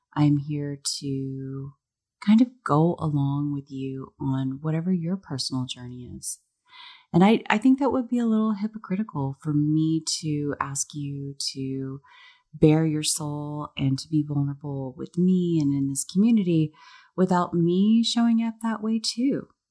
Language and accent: English; Dallas, Texas, United States; I was born and raised in Dallas, Texas